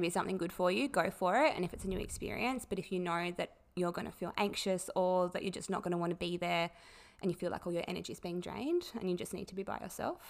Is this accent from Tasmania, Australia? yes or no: yes; Tasmania, Australia; I'm 26, I'm from Tassie, I'm a nurse